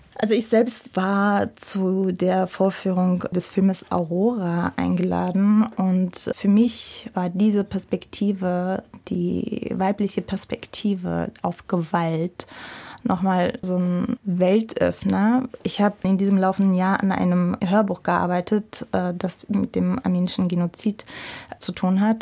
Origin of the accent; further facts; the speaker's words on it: Russia; now in Germany; Ich bin in Russland aufgewachsen